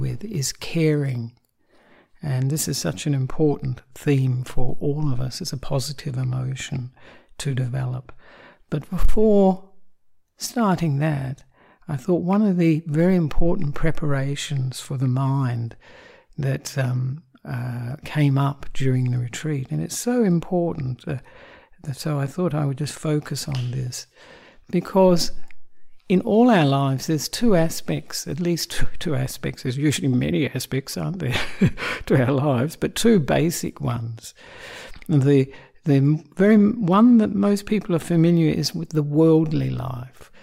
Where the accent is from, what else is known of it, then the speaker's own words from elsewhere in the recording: Perth, Western Australia, Australia; also born or lived in Sri Lanka; I am an Australian monk who was born in Perth